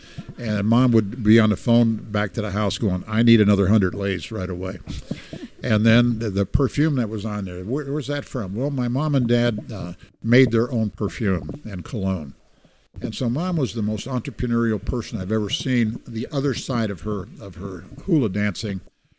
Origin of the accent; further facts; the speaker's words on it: Hawaii, United States; So I'm from Hawaii … that's for you.